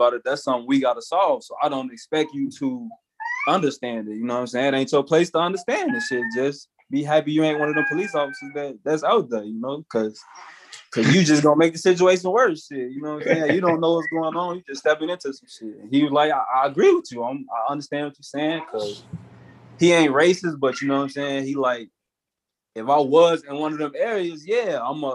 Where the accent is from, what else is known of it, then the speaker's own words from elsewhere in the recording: Chicago, Illinois, United States; I'm from Chicago. I'm from like one of the worst parts of Chicago